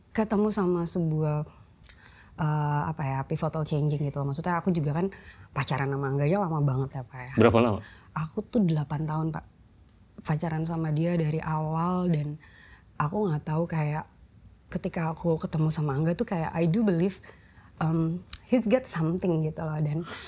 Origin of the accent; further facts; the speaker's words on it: Bandung, West Java, Indonesia; moved away; also born or lived in Jakarta; aku lahir di Bandung